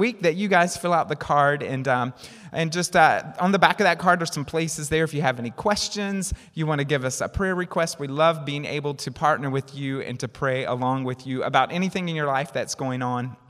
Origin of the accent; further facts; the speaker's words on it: the South, United States; I'm from down south. You might not can tell, right, by my accent